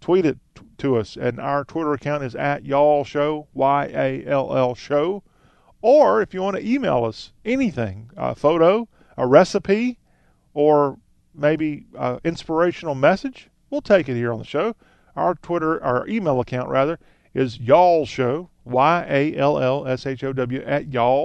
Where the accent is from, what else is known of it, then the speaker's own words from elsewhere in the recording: Columbia, South Carolina, United States; I was born in Columbia, South Carolina.